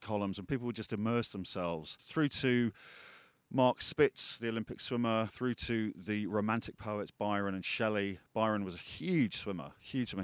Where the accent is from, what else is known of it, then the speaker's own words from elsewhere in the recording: Peak District, East Midlands, United Kingdom; I was born in the Peak District